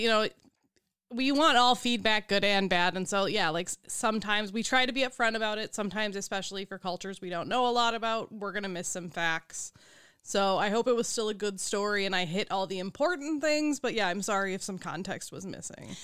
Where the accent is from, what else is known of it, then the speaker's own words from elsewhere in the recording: United States; we're from America